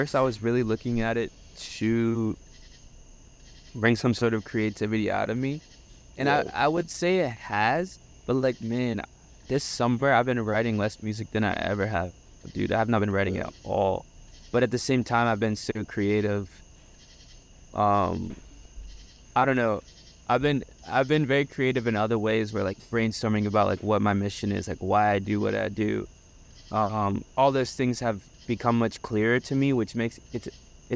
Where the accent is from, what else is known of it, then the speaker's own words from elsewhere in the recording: Statesville, North Carolina, United States; moved away as an adult; now in Boston, United States; I'm from the South, dude. Like, we say hi to everybody you see on the street